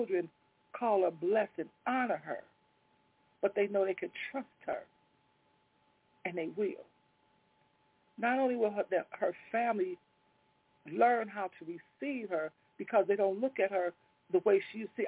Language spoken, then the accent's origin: English; Chicago, Illinois, United States; I grew up on Walnut over by Garfield Park. I lived over there all my life till in my mid-late 30s